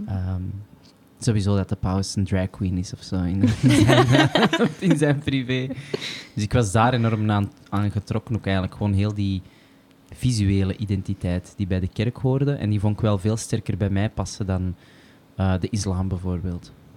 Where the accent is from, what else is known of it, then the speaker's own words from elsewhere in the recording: Antwerp, Flanders, Belgium; als Antwerpenaar